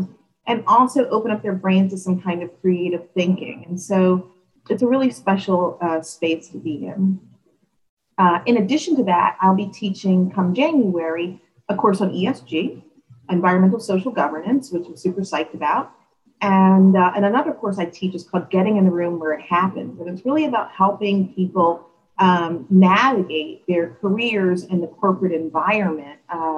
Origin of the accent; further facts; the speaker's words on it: Philadelphia, Pennsylvania, United States; now in Charlottesville, United States; I am born and raised in Philadelphia.